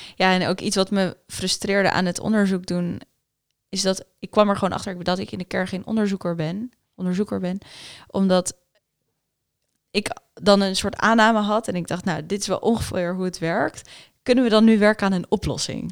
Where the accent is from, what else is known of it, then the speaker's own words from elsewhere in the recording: Netherlands; first language Afrikaans; Dutch is a second language; also born or lived in United States / South Africa; Toen we naar Nederland kwamen, dacht ik dat ik Nederlands sprak. Maar ik sprak eigenlijk geen Nederlands. Ik sprak Afrikaans.